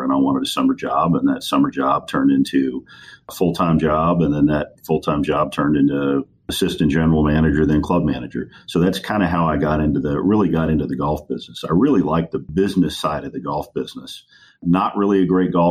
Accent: Lafayette, Louisiana, United States; also born or lived in Washington, D.C. / New Orleans; I kind of grew up in Louisiana. I can certainly consider Louisiana my home

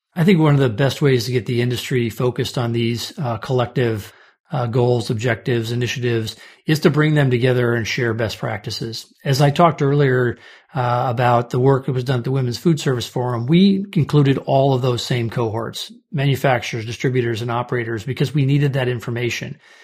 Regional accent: St. Louis, Omaha, Nebraska, Midwest, United States; also born or lived in Kansas; I grew up in the Midwest. I was born in Saint Louis and later moved to Omaha, Nebraska

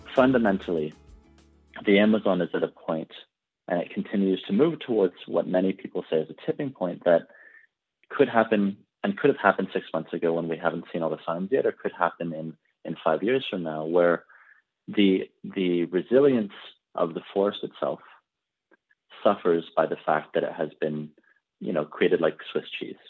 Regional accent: Canada; I personally, I'm from Canada.

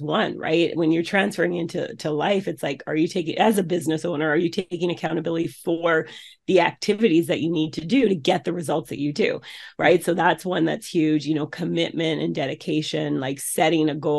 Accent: Canada; then moved up to Canada. And so where I was born

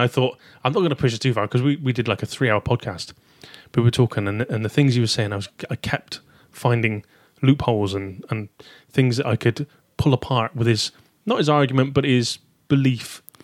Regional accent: Taunton, South West England, United Kingdom; accent: southern; now in Shrewsbury, United Kingdom; Originally from Taunton, Somerset

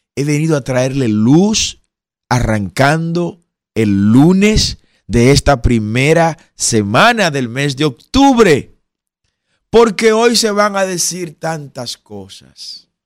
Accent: Dominican Republic; Los dominicanos somos

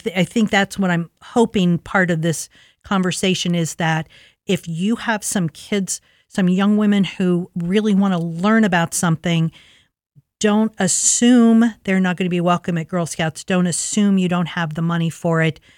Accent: Linden, United States; as I said, I grew up in Linden in in the 50s and 60s and we didn't have any resources.

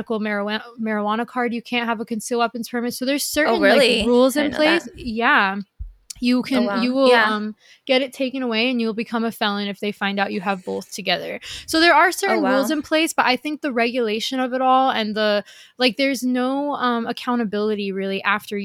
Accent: the South, United States; I grew up in the South

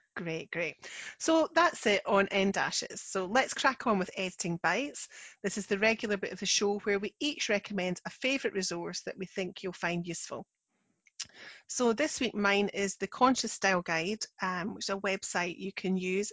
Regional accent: Scotland, United Kingdom; I'm the Scottish one

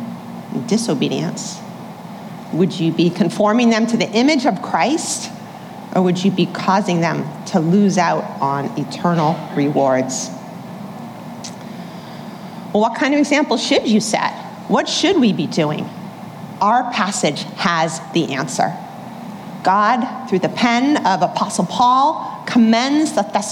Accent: Boston, Massachusetts, United States; moved away; I'm from Boston, originally born and raised

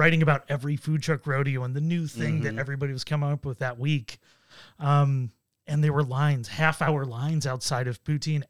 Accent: Buffalo, New York, United States; I grew up in Buffalo, which is, close enough to Canada.

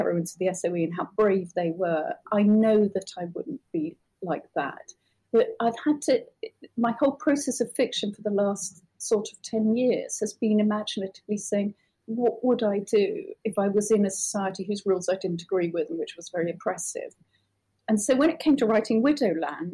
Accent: United Kingdom; as a British person

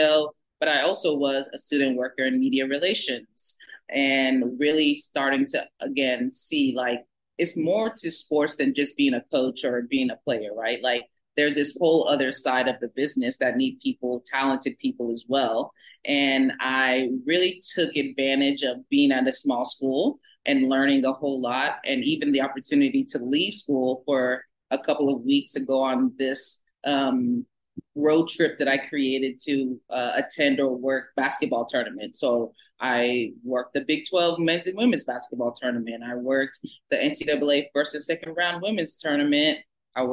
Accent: Georgia, United States; moved away; also born or lived in Bemidji, Minnesota; I ended up coming home to Georgia and coaching.

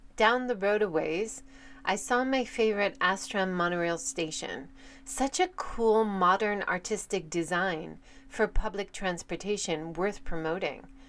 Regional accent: United States; now in Hiroshima, Japan; Living in Hiroshima as an American

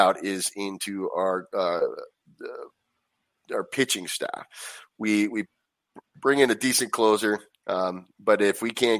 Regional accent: Anaheim, California, United States; I grew up going there, and it's you know, I'm from Anaheim originally, so that was right down the street

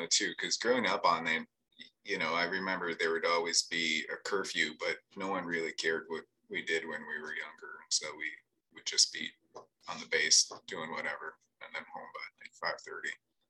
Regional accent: Hanscom Air Force Base, Massachusetts, United States; Fort Devens used to be a place where we went as kids all the time, because we grew up on Hanscom Air Force Base, because my dad was in the Air Force.

